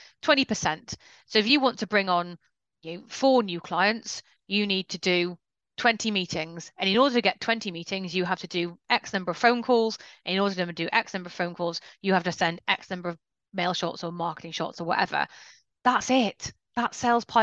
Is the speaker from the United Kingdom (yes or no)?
yes; United Kingdom; we're very British and polite about this